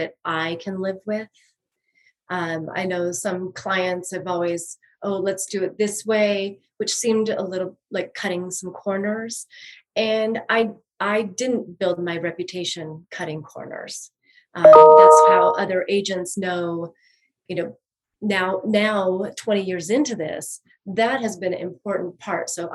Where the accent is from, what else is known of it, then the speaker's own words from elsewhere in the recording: Oregon, United States; moved away as an adult; also born or lived in Boulder, Colorado / Superior, Colorado; now in Denver, United States; I grew up on a farm in Oregon